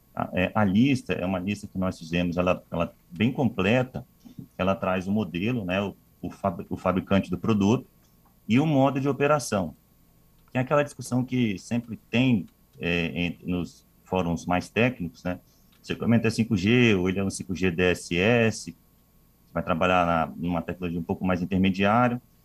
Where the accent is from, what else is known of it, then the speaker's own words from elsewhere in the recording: Vitória, Espírito Santo, Brazil; moved away; Sou capixaba